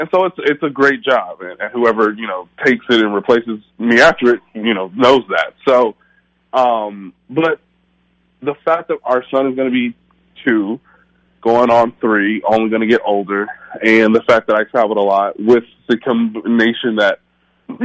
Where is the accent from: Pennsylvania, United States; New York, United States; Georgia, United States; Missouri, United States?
Missouri, United States; Kansas City; moved away as an adult; also born or lived in Fort Lauderdale, Florida; now in Indianapolis, United States; my hometown of Kansas City